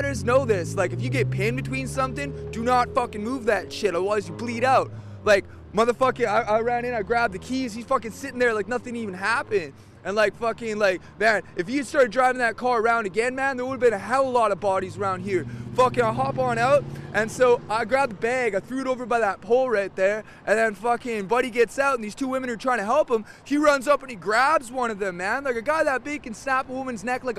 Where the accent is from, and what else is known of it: Sophia, West Virginia, United States; moved away